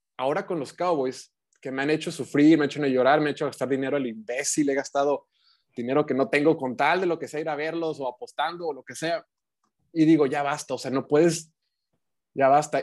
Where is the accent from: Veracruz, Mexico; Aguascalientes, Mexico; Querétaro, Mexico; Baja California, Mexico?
Baja California, Mexico; also born or lived in Mexico City; yo soy acá de Baja California